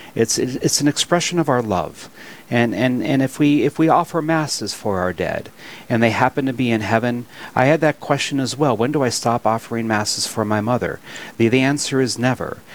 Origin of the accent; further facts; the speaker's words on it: Williston, North Dakota, United States; I'm born and raised in Williston, North Dakota